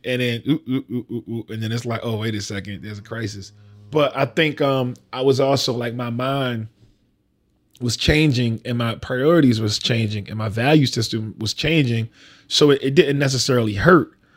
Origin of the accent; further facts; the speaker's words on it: Baltimore, Maryland, United States; I'm from down the hill